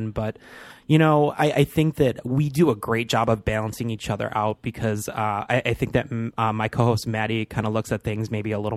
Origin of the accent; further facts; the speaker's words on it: Michigan, United States; moved away as an adult; now in Chicago, United States; am from Michigan